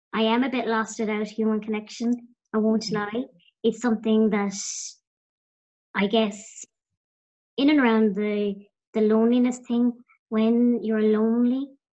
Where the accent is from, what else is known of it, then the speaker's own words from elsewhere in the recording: County Clare, Munster, Ireland; I'm from the west of Ireland as well. I'm from County Clare.